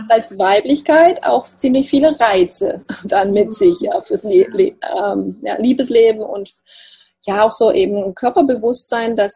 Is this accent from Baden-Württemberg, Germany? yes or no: yes; Baden-Württemberg, Germany; accent: Alemannic; Ich komme ja aus dem Alemannischen, aus dem Schwarzwalddorf, deshalb sage mir Ruhr.